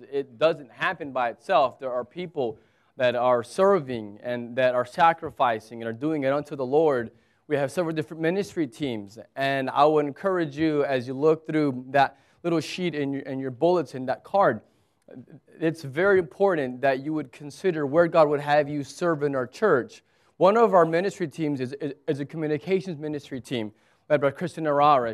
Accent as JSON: {"language": "English", "country": "United States", "moved": "yes", "lives_now": "Abu Dhabi, United Arab Emirates", "said": "I'm an American"}